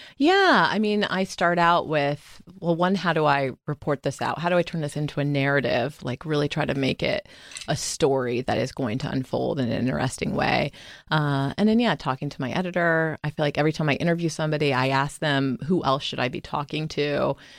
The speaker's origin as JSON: {"language": "English", "town": "Sarasota", "region": "Florida", "country": "United States", "tie": "born or raised there", "also_born_or_lived": "Durham, North Carolina / Washington, D.C. / New York", "moved": "as an adult", "said": "I grew up in Florida"}